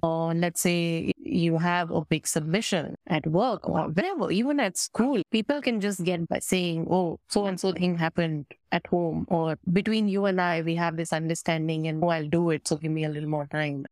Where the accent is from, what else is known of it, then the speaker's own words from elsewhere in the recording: India; as an Indian, I think the beauty of belonging to and growing up in this country